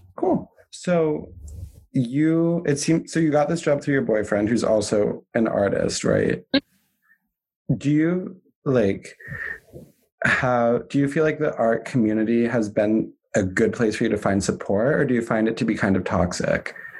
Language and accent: English; Vermont, United States; I'm from Vermont, not any major cities